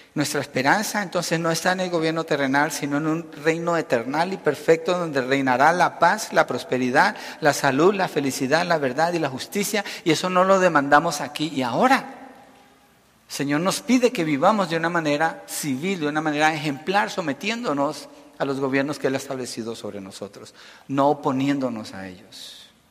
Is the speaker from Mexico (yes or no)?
no; Colombia; now in United States; Nací en Colombia, pero soy un ciudadano americano